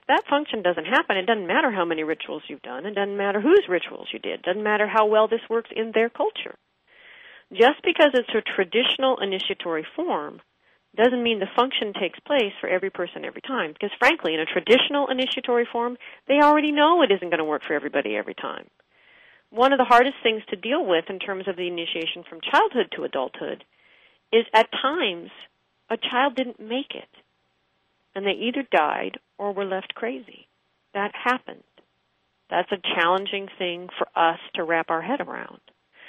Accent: Pittsburgh, Pennsylvania, United States

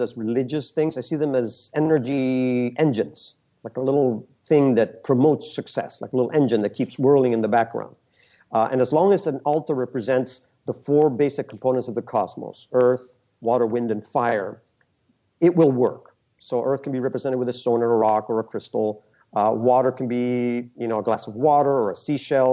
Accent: Peru; I never lived there. I was born in Peru

